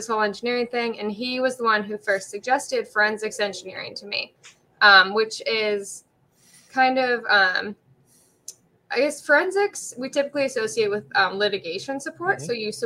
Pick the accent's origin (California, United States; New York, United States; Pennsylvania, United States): Pennsylvania, United States; Pittsburgh; now in San Diego, United States; I'm from Pittsburgh.